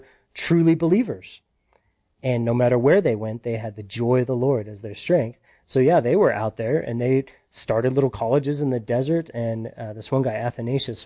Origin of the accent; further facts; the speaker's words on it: United States; we're American